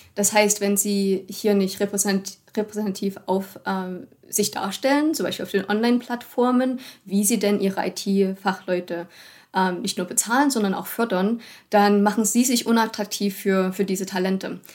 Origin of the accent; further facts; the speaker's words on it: Germany; auch als Deutsche